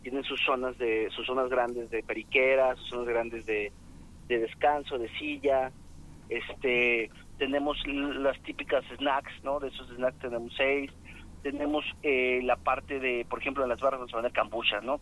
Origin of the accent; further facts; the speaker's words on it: Guadalajara, Jalisco, Mexico; los que somos tapatíos